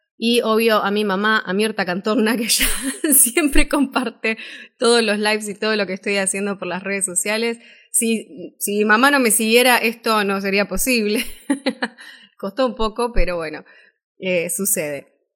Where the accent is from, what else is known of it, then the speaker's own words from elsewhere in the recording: Buenos Aires, Argentina; soy locutora de Buenos Aires, Argentina